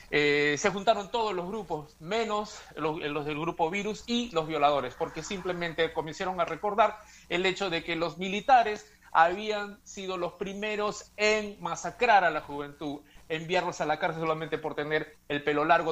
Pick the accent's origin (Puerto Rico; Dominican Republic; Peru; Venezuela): Peru; en mi país, Perú